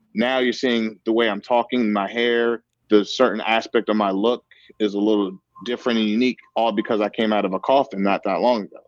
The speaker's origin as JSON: {"language": "English", "town": "Seattle", "region": "Washington", "country": "United States", "tie": "born or raised there", "said": "passing it forward in my city, in my hometown"}